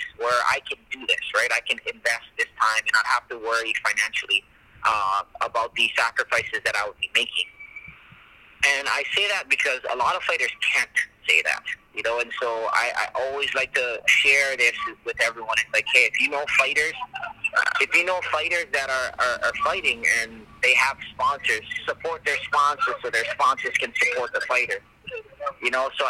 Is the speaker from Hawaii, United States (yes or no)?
yes; Hawaii, United States; representing my hometown as well, you know, and homeland. So anytime I go to the international, I'm representing America and then Hawaii as well